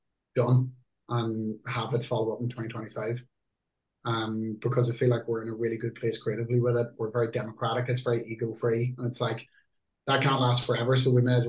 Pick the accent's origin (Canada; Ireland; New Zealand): Ireland; UK has always been kind of like a home country for us, even though we're Irish